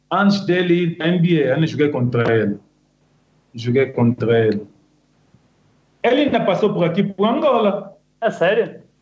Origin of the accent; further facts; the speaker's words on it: Kinshasa, DR Congo; born there; nasci lá mesmo em Kinshasa.